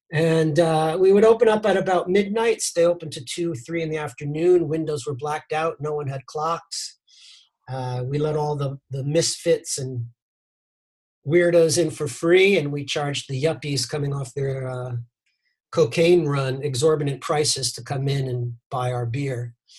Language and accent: English; New York City, New York, United States; moved away as an adult; also born or lived in Lower East Side, Manhattan; now in Edinburgh, United Kingdom; I was born in Brooklyn, New York. I lived for a very long time on the Lower East Side of Manhattan before moving to Edinburgh.